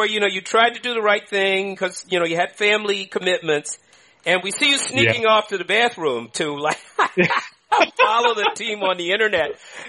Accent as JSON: {"language": "English", "town": "Oakland", "region": "California", "country": "United States", "tie": "born or raised there", "said": "I grew up in Oakland."}